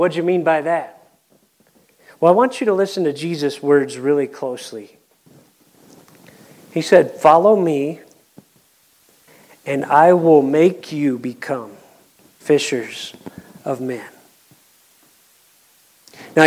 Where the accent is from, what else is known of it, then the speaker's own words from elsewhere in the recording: Ohio, United States; accent: Kentucky; I'm from Ohio